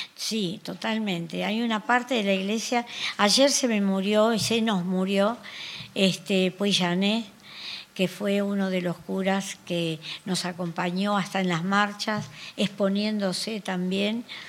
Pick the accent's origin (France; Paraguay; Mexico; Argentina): Argentina; Nosotros somos de Argentina